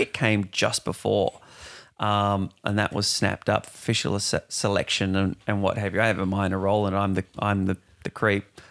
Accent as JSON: {"language": "English", "town": "Perth", "region": "Western Australia", "country": "Australia", "moved": "as an adult", "said": "I'm from Perth originally. I've been here three, four years"}